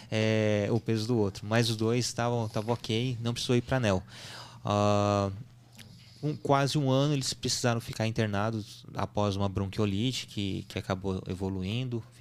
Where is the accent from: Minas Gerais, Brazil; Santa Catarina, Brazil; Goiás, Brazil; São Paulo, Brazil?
São Paulo, Brazil; São Sebastião; Tanto que a gente é de São Sebastião e eles nasceram em São José dos Campos, justamente para ter uh, uma estrutura compatível se precisasse.